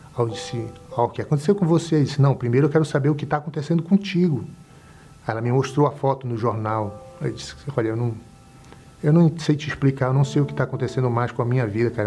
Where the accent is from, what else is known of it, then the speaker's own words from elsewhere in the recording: Belém, Pará, Brazil; sou de Belém do Pará